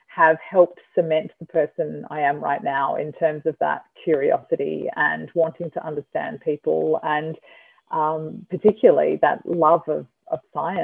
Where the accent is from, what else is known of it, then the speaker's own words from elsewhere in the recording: Byron Bay, New South Wales, Australia; moved away as an adult; now in Sydney, Australia; I grew up in Byron. I went to Byron Bay Public School. I went to Byron Bay High School